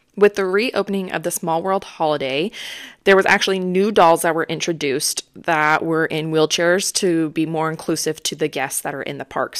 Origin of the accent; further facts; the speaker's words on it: Pacific Northwest, United States; we're from the Pacific Northwest